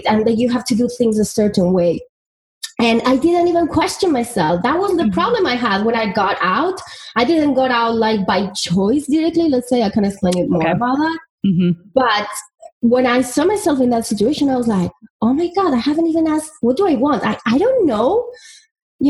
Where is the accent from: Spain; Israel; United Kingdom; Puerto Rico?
Spain; moved away; I'm from Spain, and, you know, I come from a very little town